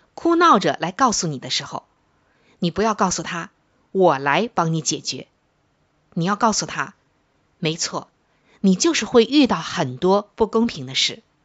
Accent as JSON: {"language": "Chinese", "country": "China", "said": "我们中国人"}